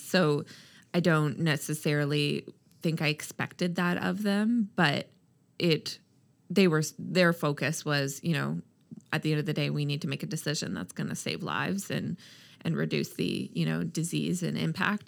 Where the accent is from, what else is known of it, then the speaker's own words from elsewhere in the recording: Halifax, Nova Scotia, Canada; also born or lived in Toronto; when I decided to move back home, I'm from Halifax, uh, from Toronto